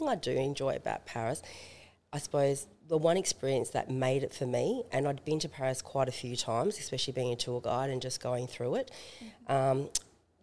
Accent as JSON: {"language": "English", "country": "Australia", "said": "an Australian"}